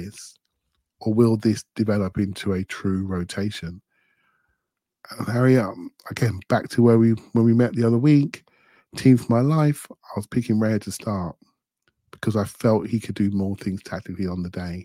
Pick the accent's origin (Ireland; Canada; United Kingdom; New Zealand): United Kingdom; England; as an English guy